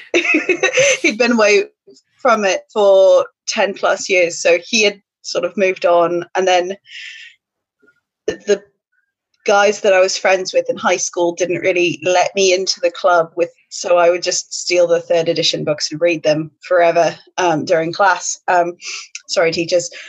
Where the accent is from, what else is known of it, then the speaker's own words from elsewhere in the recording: United States; moved away as an adult; now in United Kingdom; an American speaking, well, live, who's lived in the UK for eleven years now